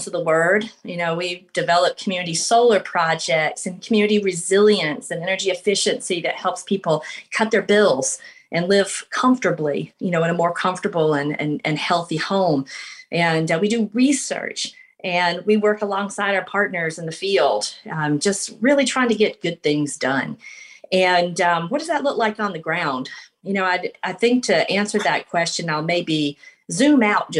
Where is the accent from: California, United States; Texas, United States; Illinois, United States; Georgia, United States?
Georgia, United States; LaGrange; I'm from LaGrange, Georgia. And growing up there